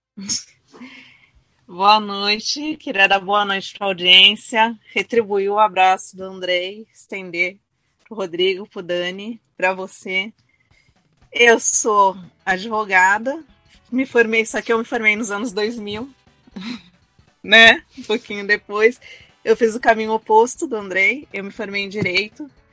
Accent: Brazil; eu sou brasileiro

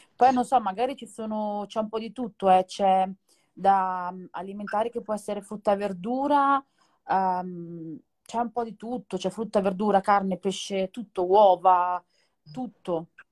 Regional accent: Naples, Campania, Italy; now in Milan, Italy; vediamo Napoli dalle mie parti

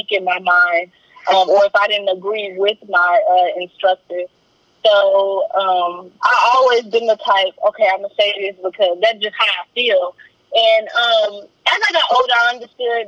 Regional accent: Custer County, Texas, United States; I was born and raised in Custer County, Texas

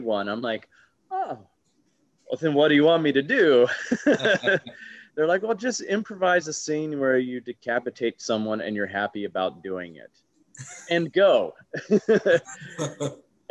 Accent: Huntsville, Alabama, United States; now in New York, United States; I grew up in Alabama

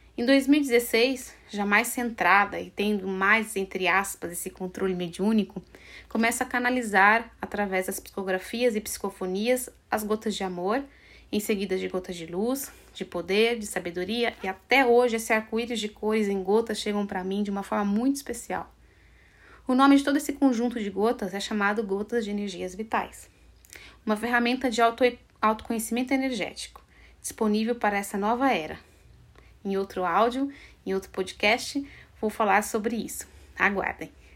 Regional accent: Assis, São Paulo, Brazil; moved away as an adult; also born or lived in France; em Assis, que é uma cidade do interior onde eu nasci e eu morei por 23 anos

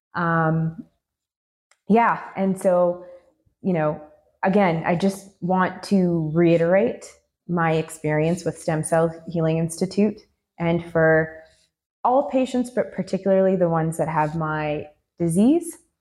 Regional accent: Canada; I'm a Canadian and so I had exhausted all of the options in the Canadian healthcare system

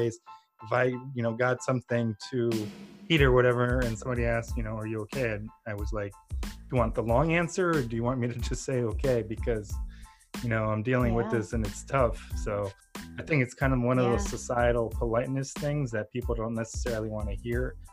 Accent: Ukraine; moved away; I'm originally from Ukraine

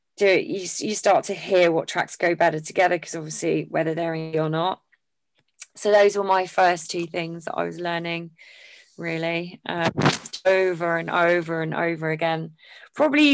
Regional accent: Essex, East of England, United Kingdom; moved away; I'm originally from Essex

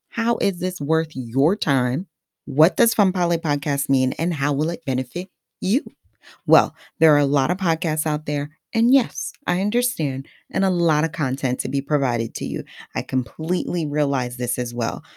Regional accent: Haiti; first language Haitian Creole; English is a second language; now in New Jersey, United States; My place of birth is Haiti, my motherland, which is naturally makes English my second language and Creole my first language.

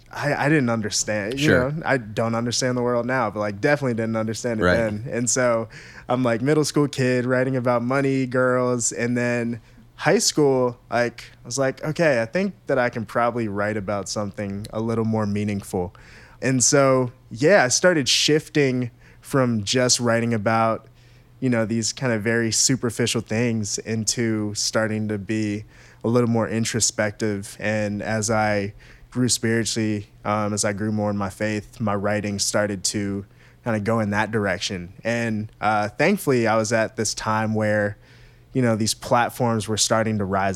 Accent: Maryland, United States; For me, I grew up in Maryland, right between Baltimore and D.C.

